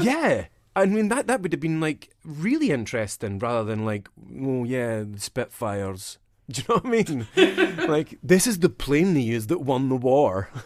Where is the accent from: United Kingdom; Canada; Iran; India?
United Kingdom; Dundee, Scotland; accent: Dundonian; the east coast of Scotland where I'm from. So my accent is Dundonian